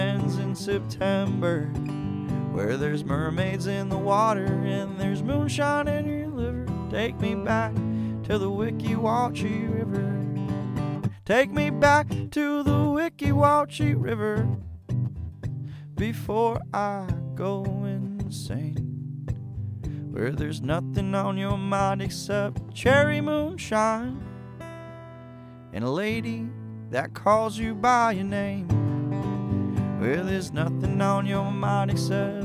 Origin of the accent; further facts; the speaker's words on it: Weeki Wachee, Florida, United States; I'm from Wiki Watchy, Florida, and it's on the Central West Coast